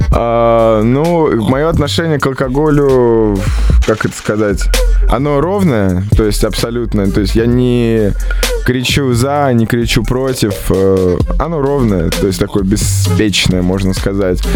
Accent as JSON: {"language": "Russian", "region": "Moscow", "country": "Russia", "tie": "born or raised there", "said": "в Москве, в моем родном городе."}